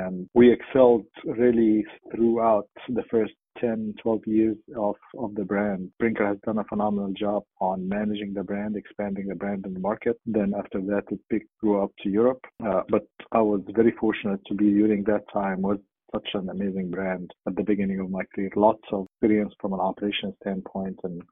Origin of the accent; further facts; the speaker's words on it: Cairo, Cairo Governorate, Egypt; moved away as an adult; also born or lived in Dubai, United Arab Emirates; now in United States; I'm originally from Cairo, Egypt, and born and raised, and went to school there.